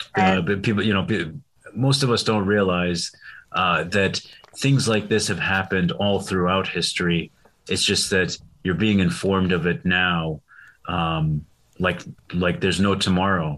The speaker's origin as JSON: {"language": "English", "country": "Syria", "tie": "born or raised there", "said": "I was born in Syria."}